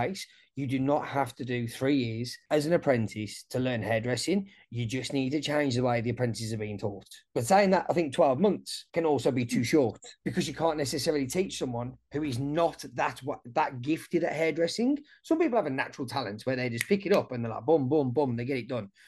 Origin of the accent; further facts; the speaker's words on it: Wolverhampton, West Midlands, United Kingdom; moved away as an adult; now in Australia; I'm from Wolverhampton, and we've got like a really multicultural diverse community. Like, I grew up, most of my mates were either black, Indian, Pakistani.